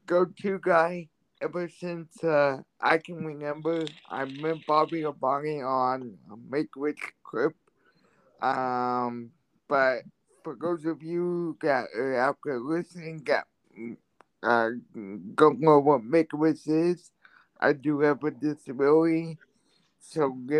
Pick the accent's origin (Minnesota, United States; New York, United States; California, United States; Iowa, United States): Iowa, United States; I'm from Iowa.